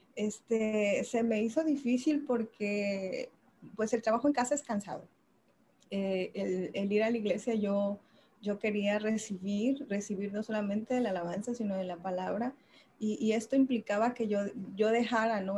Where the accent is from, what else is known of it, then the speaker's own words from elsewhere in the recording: Tapachula, Chiapas, Mexico; somos originarios de Tapachula, Chiapas